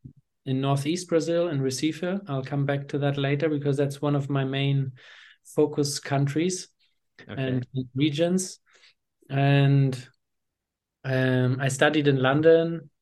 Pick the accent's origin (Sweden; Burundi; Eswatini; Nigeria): Eswatini; also born or lived in Hamburg, Germany; I'm originally from Hamburg, Germany. I grew up in Swaziland, formerly Swaziland. It's Eswatini now in southern Africa, in the south of Africa, a small, tiny kingdom. That's where I went to primary school myself.